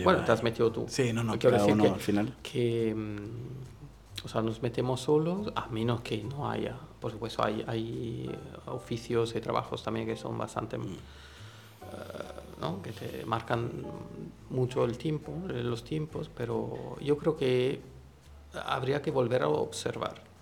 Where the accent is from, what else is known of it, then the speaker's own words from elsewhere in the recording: Italy; Spanish is a second language; moved away; siendo italiano